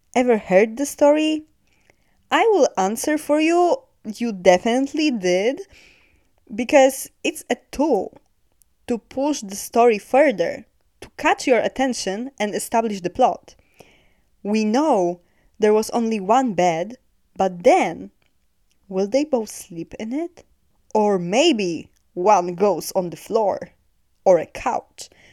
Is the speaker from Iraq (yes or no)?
no; Poland; I'm from Poland